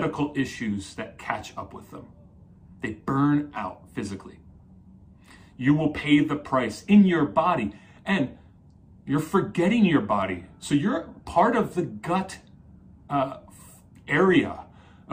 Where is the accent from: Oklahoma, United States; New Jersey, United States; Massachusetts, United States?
New Jersey, United States; I grew up in Jersey.